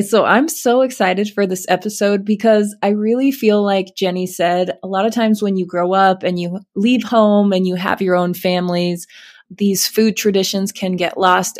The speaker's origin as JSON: {"language": "English", "region": "Alaska", "country": "United States", "tie": "born or raised there", "moved": "yes", "said": "I grew up in Alaska"}